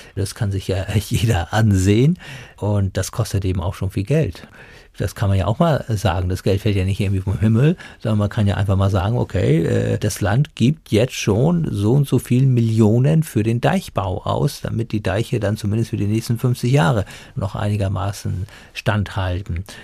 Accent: Germany; bei uns in Deutschland

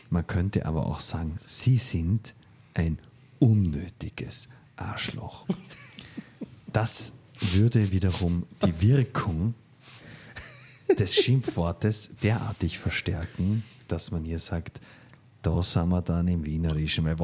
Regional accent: Vienna, Austria; ich komme halt aus Wien.

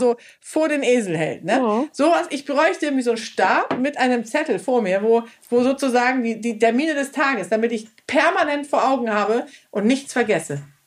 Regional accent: Schleswig-Holstein, Germany; moved away; sesshaft in Schleswig-Holstein, wo ich ja auch zum Großteil aufgewachsen bin

